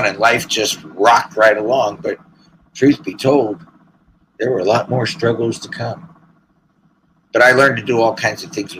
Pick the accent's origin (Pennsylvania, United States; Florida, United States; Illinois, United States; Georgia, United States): Pennsylvania, United States; Philadelphia; also born or lived in Allentown, Pennsylvania; I was placed as a ward of the state of Pennsylvania, because I was born in Philadelphia